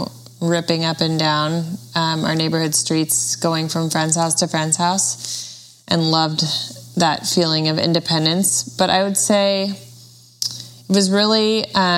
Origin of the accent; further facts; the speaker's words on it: Washington, United States; I was born and raised in Washington State